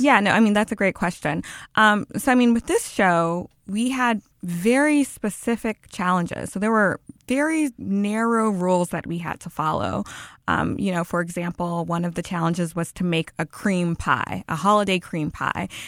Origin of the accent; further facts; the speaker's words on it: Baton Rouge, Louisiana, United States; moved away as an adult; also born or lived in Los Angeles / France; I was born and raised in Baton Rouge, lived there all of my life.